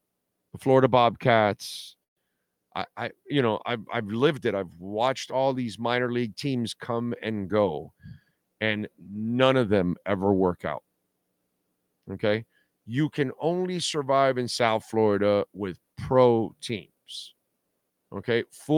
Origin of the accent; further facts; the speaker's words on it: Canada; But hey, I'm Canadian.